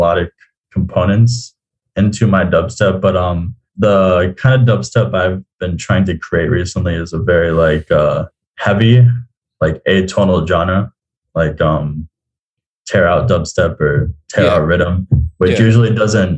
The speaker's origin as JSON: {"language": "English", "region": "South Florida", "country": "United States", "also_born_or_lived": "Tallahassee", "said": "I am originally from South Florida, but I went to school in Tallahassee"}